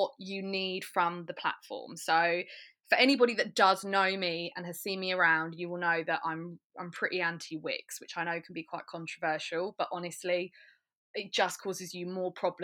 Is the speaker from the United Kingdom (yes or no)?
yes; Braintree, East of England, United Kingdom; now in Colchester, United Kingdom; So I'm in Colchester, but I grew up in Braintree